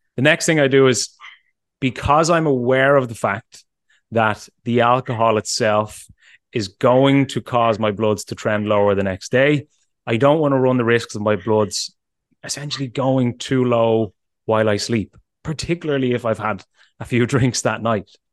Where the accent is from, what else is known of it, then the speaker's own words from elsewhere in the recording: Ireland; as an Irishman